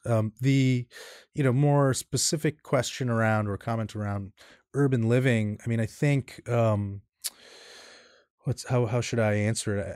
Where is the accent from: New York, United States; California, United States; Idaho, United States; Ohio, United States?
New York, United States; New York City; I grew up in Queens. I'm a New York native.